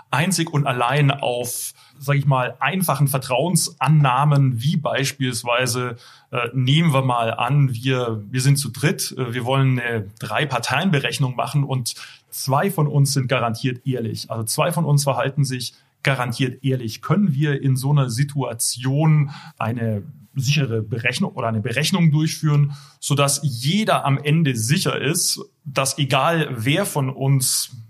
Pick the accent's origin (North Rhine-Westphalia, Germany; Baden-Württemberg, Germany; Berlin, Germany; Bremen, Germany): Baden-Württemberg, Germany; geboren und aufgewachsen im Heilbronner Land und habe in Karlsruhe studiert und dann auch promoviert